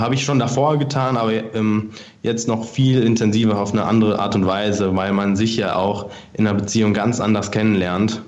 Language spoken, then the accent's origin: German; Frankfurt, Hesse, Germany; moved away as an adult; now in Munich, Germany; Ich komme ursprünglich aus Frankfurt